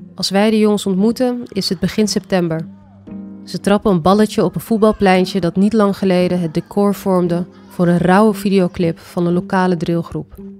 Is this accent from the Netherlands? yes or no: yes; Amsterdam, North Holland, Netherlands; ik kom uit Amsterdam Zuidoost